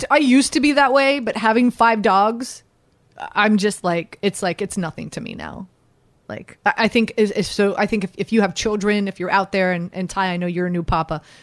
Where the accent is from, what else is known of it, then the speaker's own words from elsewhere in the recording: Miami, Florida, United States; I'm from Miami.